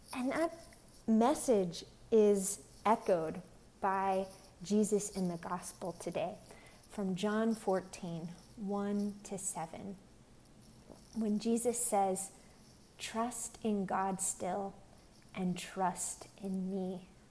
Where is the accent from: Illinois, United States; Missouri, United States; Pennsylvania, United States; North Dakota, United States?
Pennsylvania, United States; now in Long Beach, United States; I'm originally from Pennsylvania. I'm currently here in Long Beach, California.